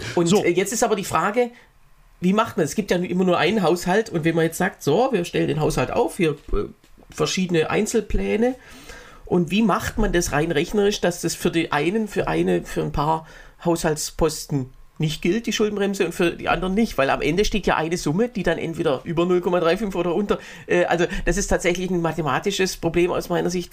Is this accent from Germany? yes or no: yes; Berlin, Germany; in Berlin, ich bin ja äh, Berliner